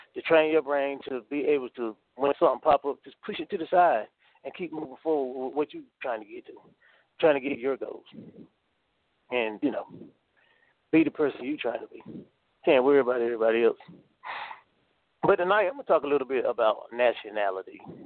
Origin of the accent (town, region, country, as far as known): North Carolina, United States; born or raised there